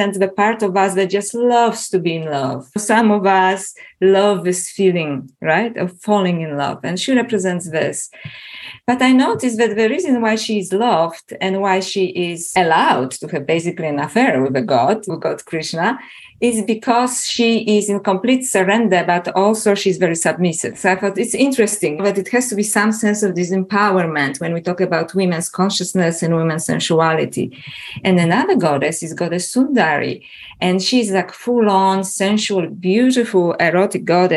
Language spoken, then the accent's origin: English; Poland; English is a second language; moved away; also born or lived in Toronto, Canada / Melbourne, Australia; as you can probably feel from my accent, I was originally born in Poland and I was brought up as a Catholic